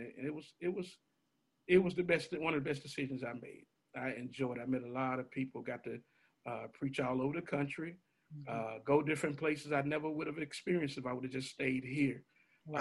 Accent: Memphis, Tennessee, United States; also born or lived in Tampa, Florida; born and raised in Memphis and proud of it.

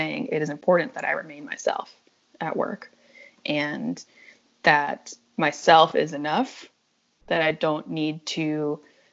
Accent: New Orleans, Louisiana, United States; I'm home now, because I'm in New Orleans

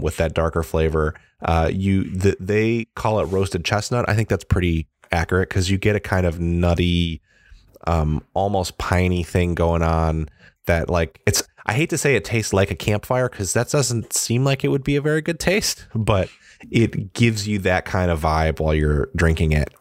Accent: Midwest, United States; moved away; I'm from the Midwest and it's much colder there

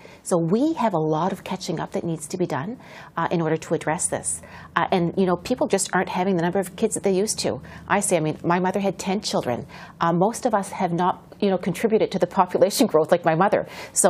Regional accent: New Brunswick, Canada; I come from New Brunswick, the only bilingual province in this country.

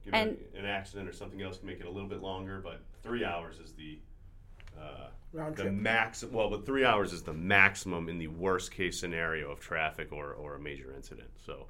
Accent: Springfield, Massachusetts, United States; I grew up in Springfield, Massachusetts, was very familiar with Western Mass

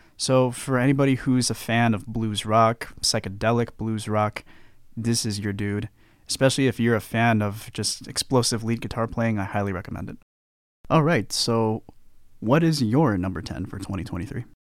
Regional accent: United States; I am as American as they come

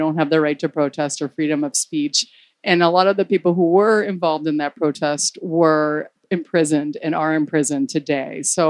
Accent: Miami, Florida, United States; We're Cuban Americans. We were raised in Miami

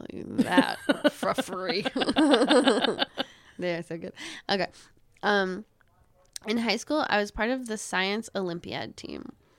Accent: Bayfield, Wisconsin, United States; From Bayfield, Wisconsin.

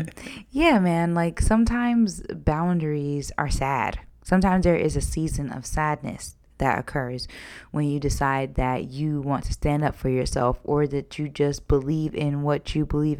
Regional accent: Georgia, United States; Sometimes you were raised in New York and I was raised in Georgia.

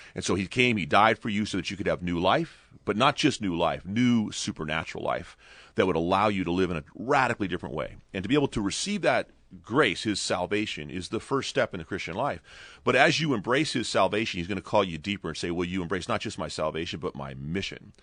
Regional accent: Ventura, California, United States; in Ventura, my hometown

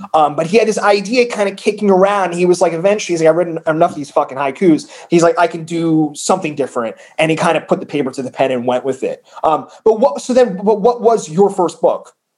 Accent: New Jersey, United States; moved away; also born or lived in San Francisco; I grew up where they filmed The Sopranos

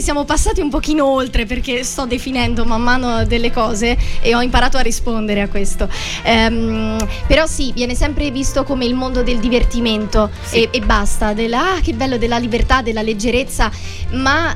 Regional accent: Perugia, Umbria, Italy; now in Rome, Italy; io in realtà vengo da, da Perugia

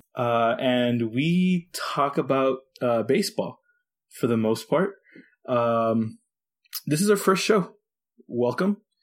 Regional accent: Texas, United States; I'm from Texas

